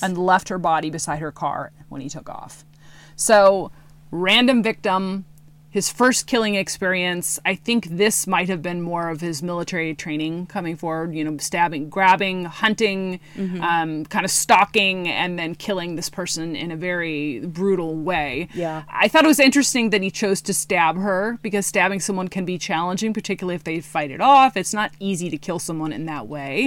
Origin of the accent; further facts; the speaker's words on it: Green River Killer territory, Washington, United States; I grew up in Green River Killer territory.